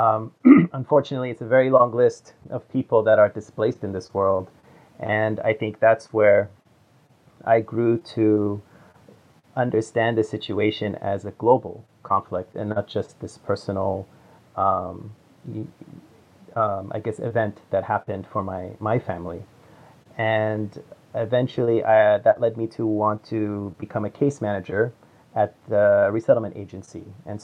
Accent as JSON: {"language": "English", "country": "United States", "tie": "born or raised there", "said": "I was born in the United States, but both my parents and my older sister, they were refugees from the Middle East."}